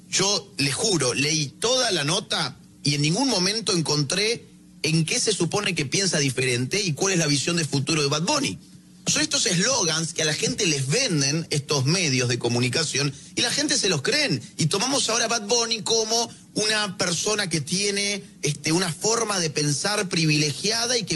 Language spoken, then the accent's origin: Spanish; Puerto Rico; now in Orlando, United States; vivo en Orlando, soy eh, eh, puertorriqueño, pero vivo en Orlando.